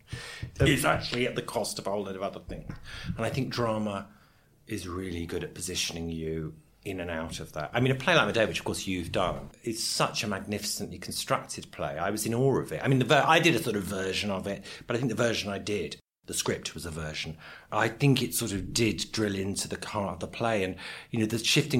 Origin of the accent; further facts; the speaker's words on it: London, United Kingdom; also born or lived in Swiss Cottage; I grew up in London